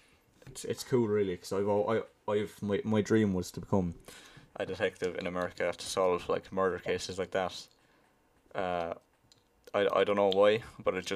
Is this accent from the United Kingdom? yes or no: no; Limerick, Munster, Ireland; from where I'm from, Limerick now, that's like, it's like center, I'd like to say center, kind of south center of Ireland